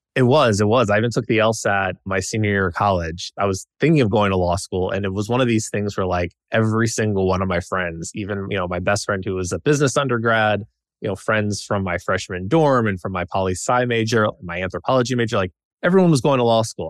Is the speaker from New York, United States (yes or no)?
no; Nashville, Tennessee, United States; moved away as an adult; also born or lived in Washington, D.C.; I grew up in Nashville, Tennessee, with my parents and sister